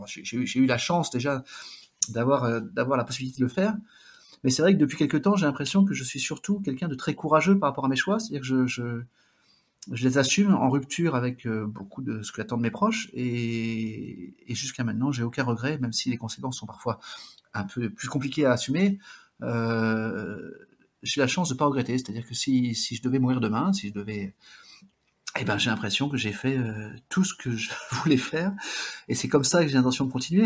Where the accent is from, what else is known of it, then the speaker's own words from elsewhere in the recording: Basque Country, Nouvelle-Aquitaine, France; also born or lived in Brazil / Bidart; je suis originaire du Pays Basque